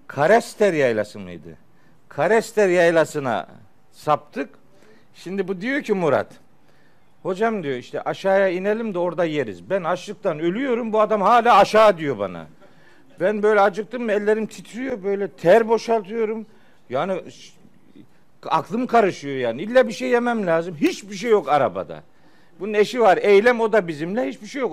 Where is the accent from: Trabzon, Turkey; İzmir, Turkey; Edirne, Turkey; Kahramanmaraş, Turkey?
Trabzon, Turkey; Çaykara; moved away; Ofluyuz. Elhamdülillah. Çaykaralıyız.